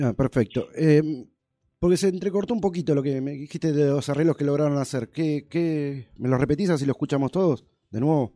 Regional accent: Avellaneda, Buenos Aires Province, Argentina; los dos somos de Avellaneda

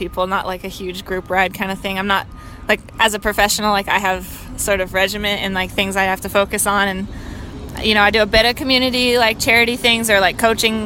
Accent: Seattle, Washington, United States; I grew up in Seattle.

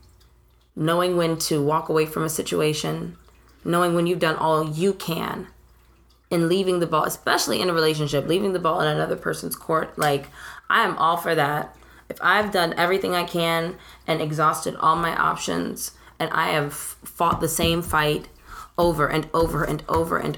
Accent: Montgomery, Alabama, United States; I'm from Montgomery

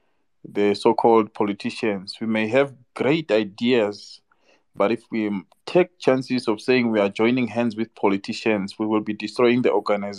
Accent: South Africa; So us as South Africans

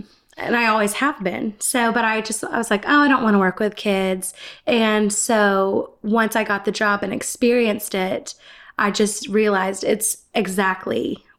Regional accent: Gainesville, Georgia, United States; moved away; Gainesville, Georgia.

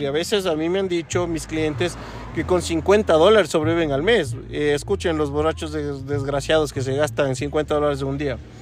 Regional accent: Ecuador; Yo también soy ecuatoriano

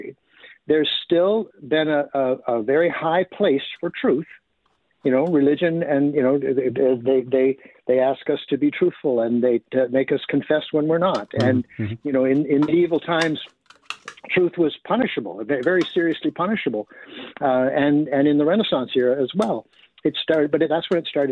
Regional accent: Canada; we're Canadian

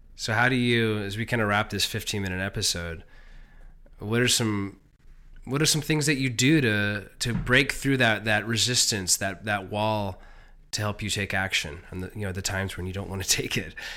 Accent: Silicon Valley, California, United States; I grew up in Silicon Valley

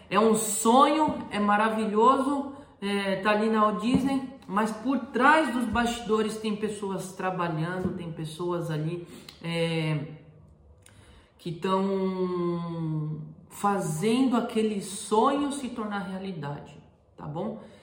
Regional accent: Brazil; moved away as an adult; now in Europe; eu sou brasileiro

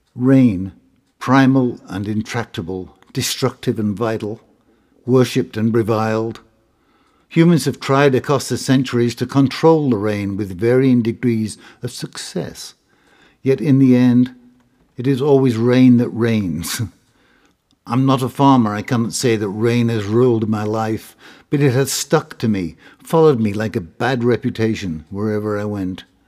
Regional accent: Hull, Yorkshire and the Humber, United Kingdom; a room at fifth-forty, rather, Middleton Street in Hull, East Yorkshire

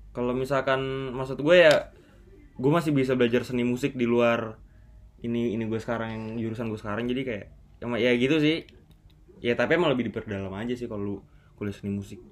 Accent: South Tangerang, Banten, Indonesia; also born or lived in Jakarta; gua dari Bintaro, Tanjung Duren

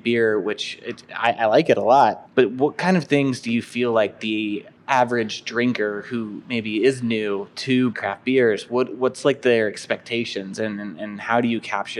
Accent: St. Louis, Missouri, United States; I grew up in St. Louis

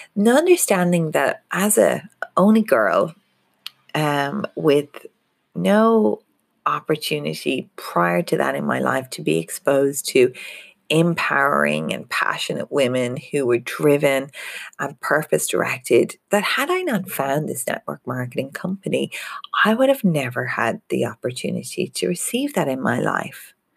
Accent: Ireland; moved away as an adult; now in Australia; being Irish

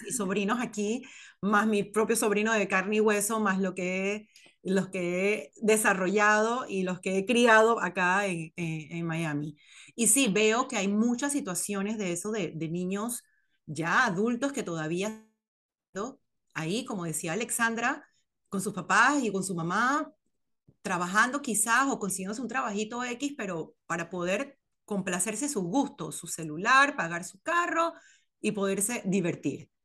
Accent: Panama; moved away as an adult; now in United States; yo me fui de Panamá con 27, 26 años

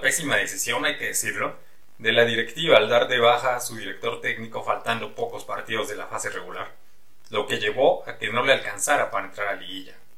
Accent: Toluca, State of Mexico, Mexico; Yo nací en Toluca, en una familia de aficionados al fútbol. Mis padres eran grandes seguidores del Toluca y me llevaban al estadio desde que era yo muy morro

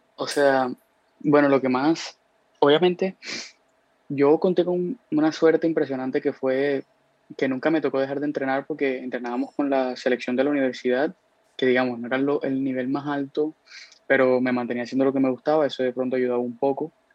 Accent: Cartagena, Bolívar, Colombia; moved away as an adult; now in United States; vivo en Estados Unidos hace más o menos casi cuatro años, cuatro años y medio, este, pero soy de aquí de Cartagena

